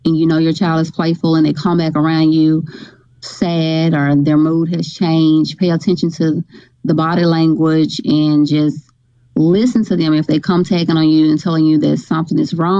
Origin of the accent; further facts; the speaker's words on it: Grenada, Mississippi, United States; now in Oxford, United States; I'm from Grenada, Mississippi